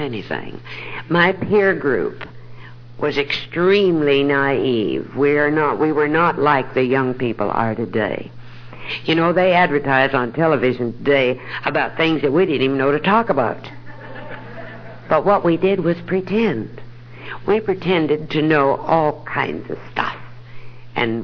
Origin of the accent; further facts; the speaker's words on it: Denver, Colorado, United States; now in Dallas, United States; I was born and raised in Denver, Colorado